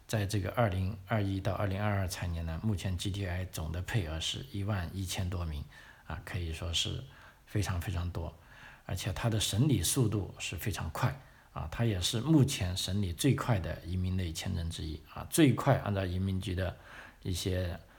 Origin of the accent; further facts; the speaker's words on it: China; 因为就从我们中国人的这个，呃，尤其是知识分子这个传统的观点来说啊